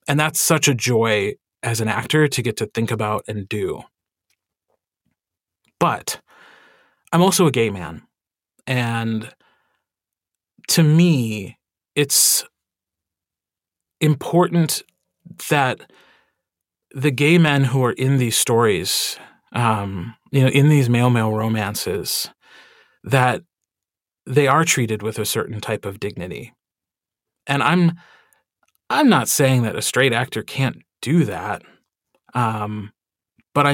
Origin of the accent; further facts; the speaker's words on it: Wisconsin, United States; accent: Wisconsin; And also because I'm from Wisconsin, the first thing I had to do when I wanted to perform or sing was get rid of my own accent.